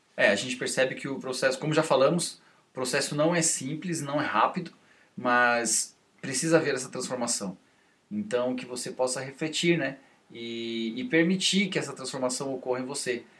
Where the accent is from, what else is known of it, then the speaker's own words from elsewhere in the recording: Brazil; a gente como brasileiro